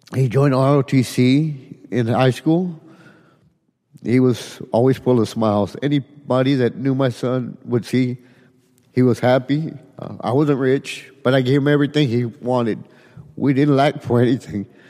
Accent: Edinburg, Texas, United States; I'm from Edinburgh, Texas

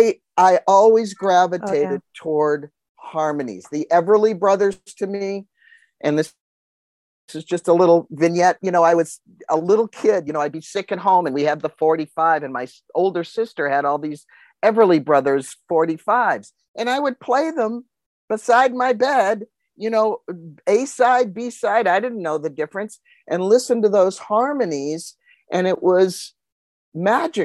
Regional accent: Northeast, United States; I'm from the Northeast

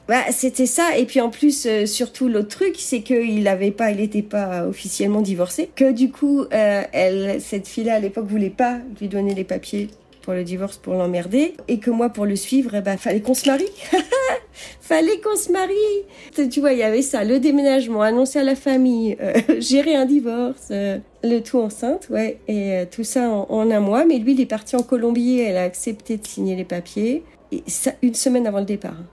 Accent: Rennes, Brittany, France; moved away as an adult; now in Las Vegas, United States; À l'origine, je suis de Bretagne, de Rennes.

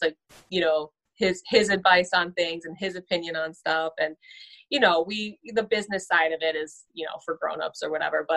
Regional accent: Southern California, United States; moved away as an adult; now in Cleveland, United States; I grew up out there in Southern California

